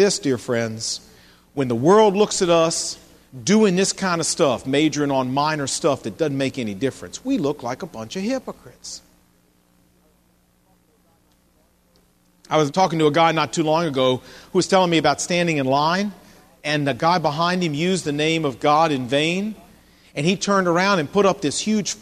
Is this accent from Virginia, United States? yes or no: yes; Portsmouth, Virginia, United States; when I was growing up, I wasn't a Christian, but I remember down in my hometown of Portsmouth, Virginia